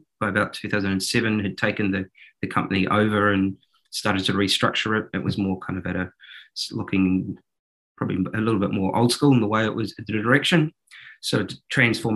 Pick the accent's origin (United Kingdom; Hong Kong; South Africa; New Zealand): New Zealand; accent: New Zealand; moved away; I started in advertising and marketing in New Zealand, as you might be able to tell from my accent.